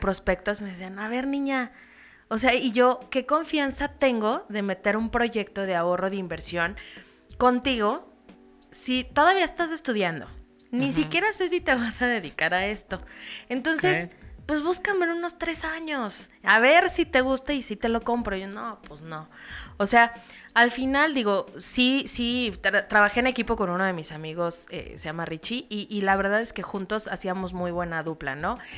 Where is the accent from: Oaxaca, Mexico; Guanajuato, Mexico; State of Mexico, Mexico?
State of Mexico, Mexico; Toluca; also born or lived in Naucalpan / Querétaro; nací y crecí en el Estado de México